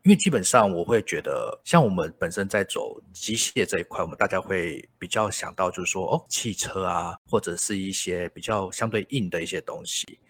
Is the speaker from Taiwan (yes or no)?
yes; Kaohsiung, Taiwan; 我本身是高雄人